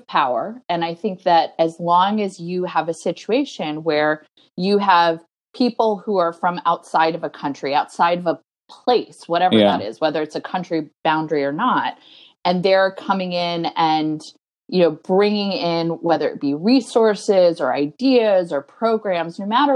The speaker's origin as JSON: {"language": "English", "region": "North Carolina", "country": "United States", "tie": "born or raised there", "said": "I was raised in North Carolina"}